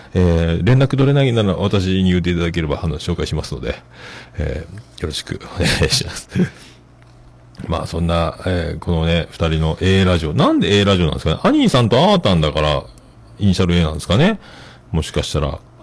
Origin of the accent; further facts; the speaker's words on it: Fukuoka, Japan; 僕は福岡、ほぼ福岡育ちですけどね